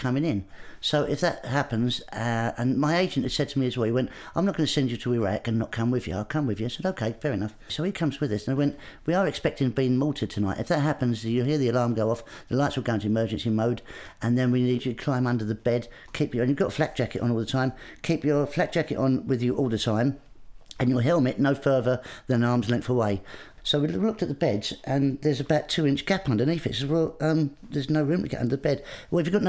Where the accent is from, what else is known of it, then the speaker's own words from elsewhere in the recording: Grays, East of England, United Kingdom; I grew up in Essex in Grays.